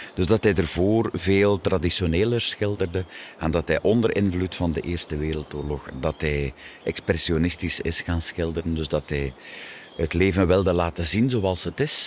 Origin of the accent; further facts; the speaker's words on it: Wervik, Flanders, Belgium; We zijn een deelgemeente van Wervik.